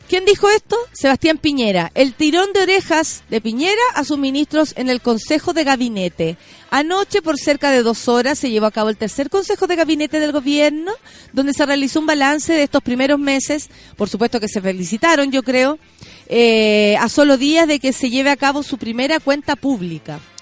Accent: Santiago, Santiago Metropolitan Region, Chile; somos afortunados los de Santiago

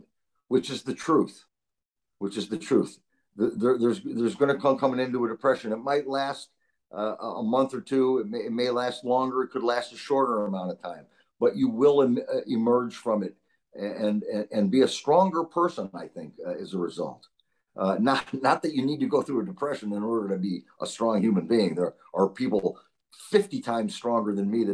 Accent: Syracuse, New York, United States; my hometown of Syracuse, New York

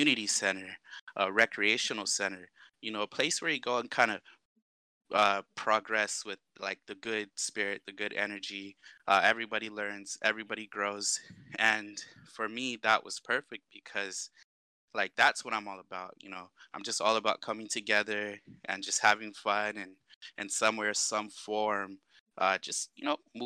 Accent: Washington, United States; also born or lived in Arizona; now in Guam; I grew up around Washington State, a little bit of time in Arizona. I made the move back to Guam about 2007

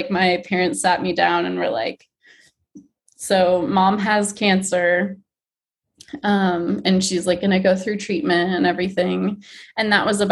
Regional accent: Michigan, United States; I grew up in Michigan

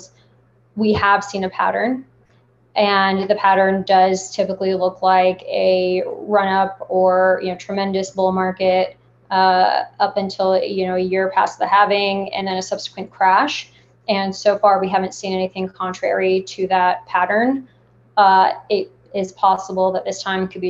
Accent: United States; I was born in the States, but my entire extended family and parents are from Lebanon.

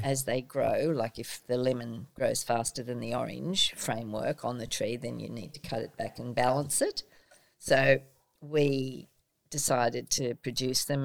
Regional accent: Sydney, New South Wales, Australia; also born or lived in England; now in Port Macquarie, Australia; I was born in Sydney, and when I was about 18, I decided to travel overseas

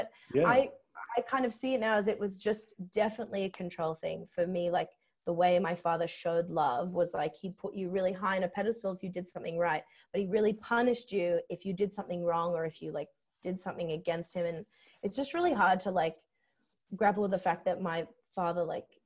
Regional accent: Sydney, New South Wales, Australia; I grew up in Strathfield

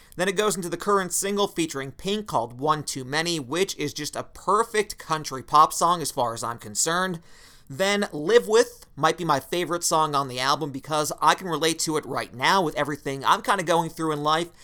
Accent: Wilkes-Barre, Pennsylvania, United States; my hometown of Wilkes-Barre, Pennsylvania

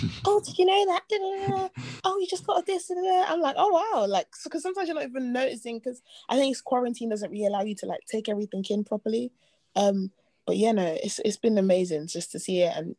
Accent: London, United Kingdom; also born or lived in Nigeria; we're both from Southeast.

